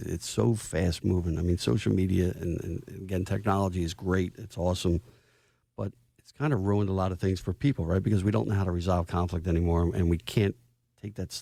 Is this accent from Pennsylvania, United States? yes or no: yes; Philadelphia, Pennsylvania, United States; I grew up in Southwest Philly and Finnegan's Playground